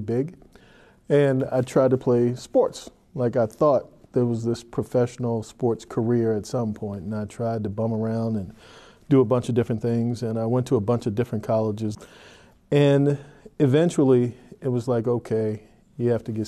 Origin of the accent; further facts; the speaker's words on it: Annapolis, Maryland, United States; I grew up in Annapolis, Maryland